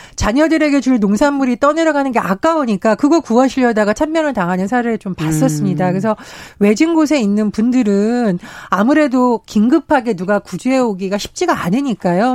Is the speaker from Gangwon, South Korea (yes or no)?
yes; Gangwon, South Korea; 제가 이제 고향이 강원도인데